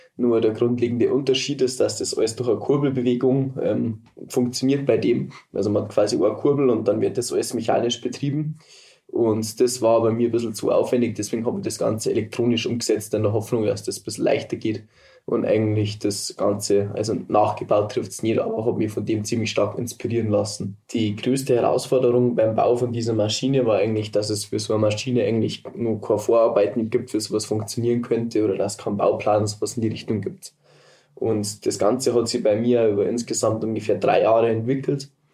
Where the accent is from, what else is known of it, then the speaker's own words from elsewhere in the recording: Berchtesgaden, Bavaria, Germany; Ich komme aus Berchtesgaden, das ist der südöstlichste Punkt von Deutschland in die Alpen